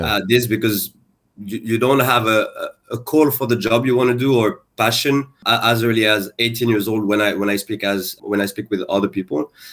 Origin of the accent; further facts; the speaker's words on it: France; moved away as an adult; now in Singapore; I'm actually French and Moroccan. So I was born and I grew up in France